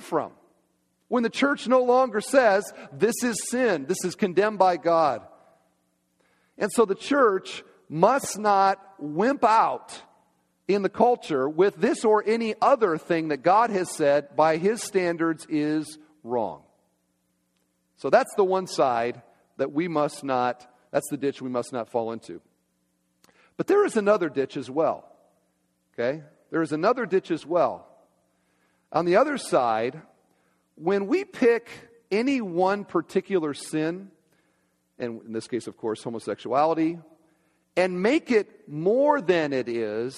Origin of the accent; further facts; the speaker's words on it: Iowa, United States; moved away; my home state, Iowa